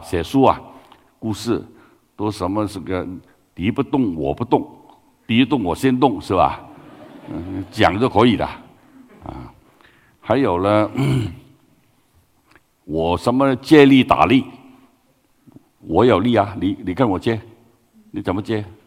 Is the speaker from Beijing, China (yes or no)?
no; Guangdong, China; Chinese is a second language; moved away; 我是广东人啊。呃，普通话好普通